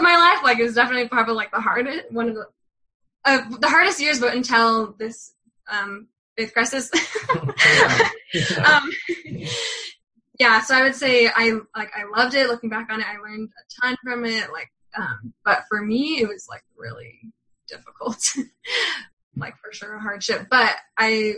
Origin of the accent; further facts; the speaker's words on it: Bakersfield, California, United States; moved away; I grew up in California, Bakersfield, California